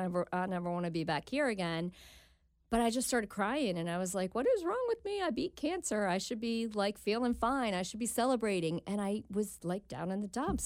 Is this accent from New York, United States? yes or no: no; New Jersey, United States; moved away as an adult; now in Cincinnati, United States; I'm originally from New Jersey